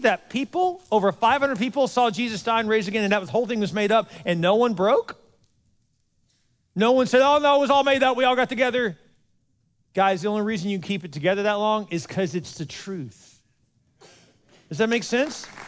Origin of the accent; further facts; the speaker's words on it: Houston, Texas, United States; also born or lived in Dallas, Texas; I was from Houston